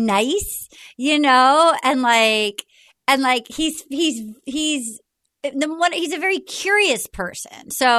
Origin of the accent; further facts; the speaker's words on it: Rhode Island, United States; Because I've just growing up in Rhode Island, that feels like you don't do that.